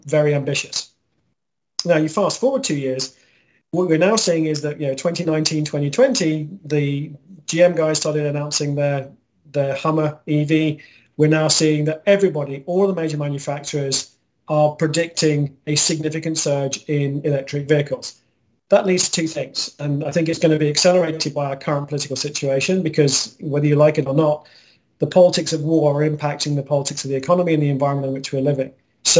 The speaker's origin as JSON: {"language": "English", "region": "Scotland", "country": "United Kingdom", "moved": "yes", "lives_now": "Texas, United States", "said": "I'm Scottish"}